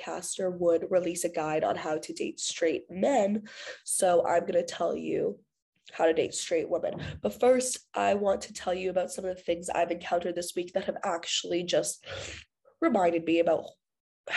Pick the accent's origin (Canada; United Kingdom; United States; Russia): Canada